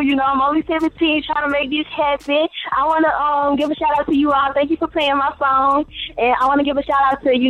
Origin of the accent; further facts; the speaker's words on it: Jackson, Mississippi, United States; now in Georgia, United States; I'm from Jackson, Mississippi, but I'm currently staying in Georgia.